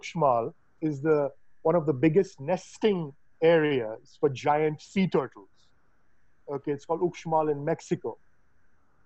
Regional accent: Mumbai, Maharashtra, India; moved away; when I was growing up in Bombay

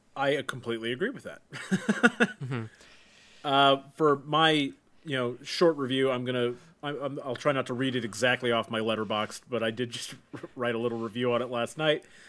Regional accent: United States; as an American

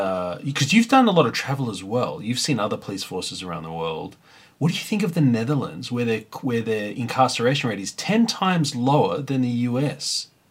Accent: Sydney, New South Wales, Australia; now in Victoria, Australia; I grew up in New Sydney laughing at Victoria my whole life

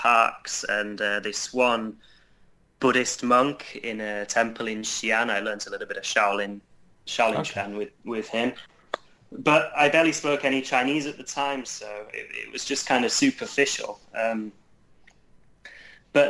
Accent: Yorkshire and the Humber, United Kingdom; moved away as an adult; now in China; where I was growing up in Yorkshire

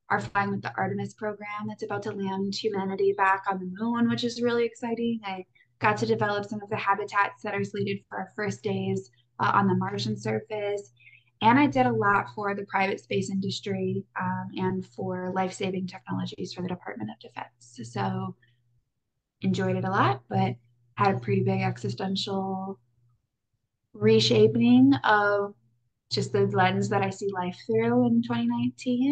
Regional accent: Wisconsin, United States; moved away as an adult; also born or lived in Iowa; I grew up in Wisconsin, so out with the cows and the cheese and the cold, long winters.

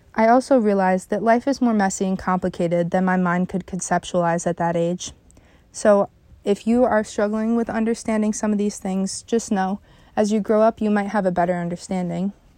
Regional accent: Canandaigua, New York, United States; also born or lived in Phelps, New York; I grew up in Phelps, New York, until about second grade when we moved to Canandaigua

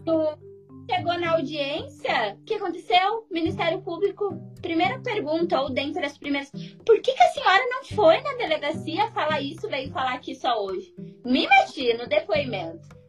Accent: coast of Rio Grande do Sul, Brazil; Eu sou do litoral do Rio Grande do Sul

